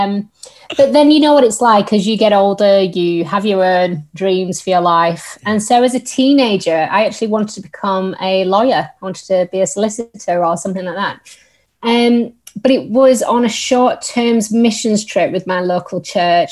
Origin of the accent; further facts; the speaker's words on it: Yorkshire and the Humber, United Kingdom; accent: northern; now in Staffordshire, United Kingdom; I am originally from Yorkshire, hence my very northern tones, but I'm currently living in Staffordshire